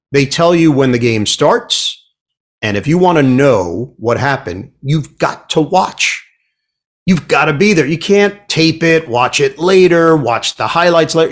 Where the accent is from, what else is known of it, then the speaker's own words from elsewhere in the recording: New York City, New York, United States; I'm from Queens.